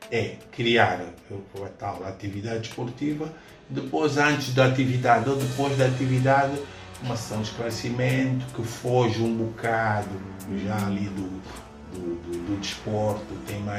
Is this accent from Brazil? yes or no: no; Angola; moved away; porque o pessoal todo que vinha de Angola, tendencialmente